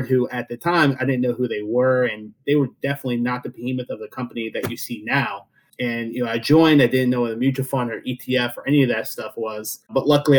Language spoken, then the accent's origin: English; rural central Pennsylvania, United States; after, you know, 13 years of going from home to home, I settled in a small town in rural Pennsylvania, middle of Pennsylvania, right below where State College is